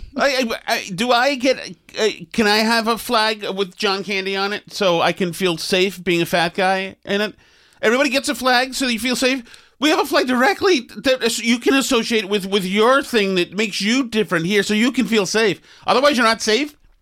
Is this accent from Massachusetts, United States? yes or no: yes; Winchester, Massachusetts, United States; I'm a nice boy from Winchester